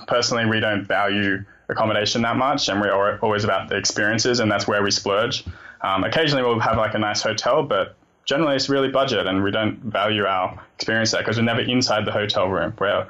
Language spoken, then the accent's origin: English; Sydney, New South Wales, Australia; moved away as an adult; also born or lived in New York; I grew up in Sydney, moved to New York when I was 21. I stayed there for 5 years.